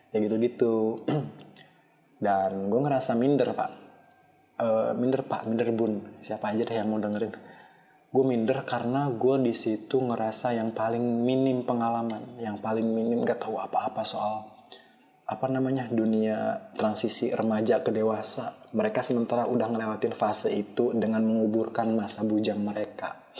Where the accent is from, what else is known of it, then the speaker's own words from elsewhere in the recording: Majalengka, West Java, Indonesia; Sumpah dibandingin sama daerah gue di Majalengka yang volume kendaraannya belum terlalu tinggi kayak Jakarta